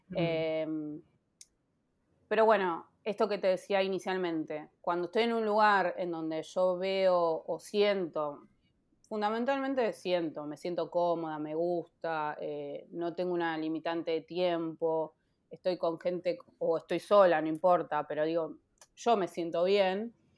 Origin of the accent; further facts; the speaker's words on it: Castelar, Buenos Aires Province, Argentina; yo me crié en Castelar hasta los 21 años